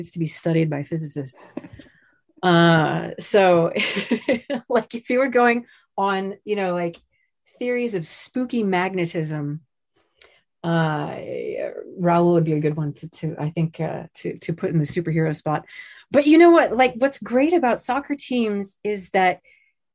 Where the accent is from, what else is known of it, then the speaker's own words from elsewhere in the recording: New Jersey, United States; now in Seattle, United States; I am from Central Jersey